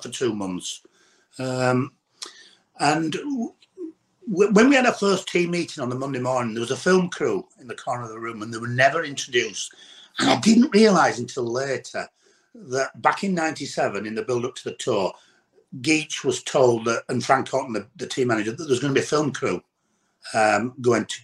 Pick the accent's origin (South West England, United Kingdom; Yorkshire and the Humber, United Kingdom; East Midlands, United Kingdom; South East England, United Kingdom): Yorkshire and the Humber, United Kingdom; I'm a northern boy, I'm from Yorkshire